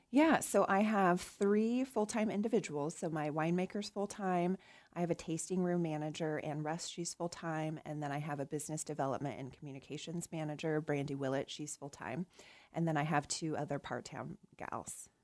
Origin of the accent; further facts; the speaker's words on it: Nebraska, United States; now in Kansas, United States; Nebraska, so my home state